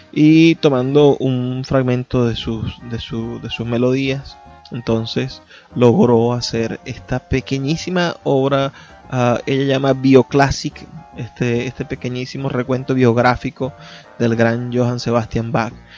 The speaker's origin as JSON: {"language": "Spanish", "region": "Zulia", "country": "Venezuela", "said": "soy zuliano por lo que hago en conjunto como sociedad del Zulia"}